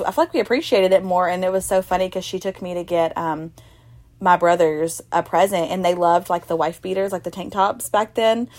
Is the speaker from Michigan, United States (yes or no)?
no; Ashland City, Tennessee, United States; also born or lived in Mount Juliet; I was from Ashland City